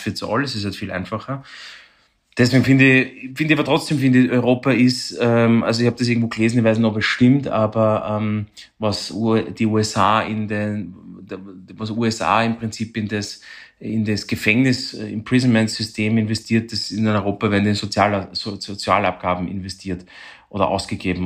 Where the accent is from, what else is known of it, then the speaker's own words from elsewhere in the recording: Vienna, Austria; bei uns in Wien oder in Österreich